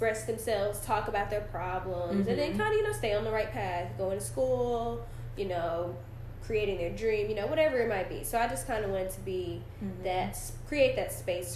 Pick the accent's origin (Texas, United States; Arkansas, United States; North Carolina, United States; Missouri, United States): Texas, United States; Dallas; I was born and raised here in Dallas